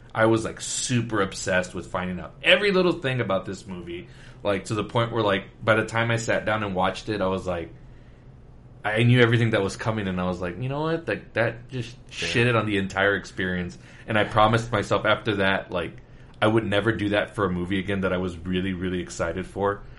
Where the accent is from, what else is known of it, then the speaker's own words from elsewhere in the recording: Laredo, Texas, United States; now in San Antonio, United States; I was born and raised in Laredo, Texas.